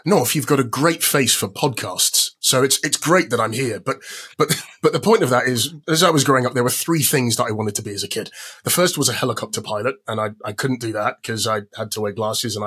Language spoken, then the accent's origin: English; London, United Kingdom; I am from London as well.